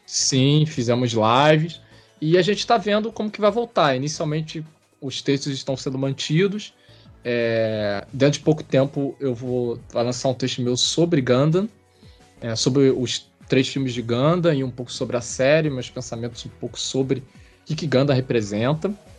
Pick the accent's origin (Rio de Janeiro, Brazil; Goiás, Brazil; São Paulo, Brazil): Rio de Janeiro, Brazil; eu sou carioca. Sou carioca da Gema, né?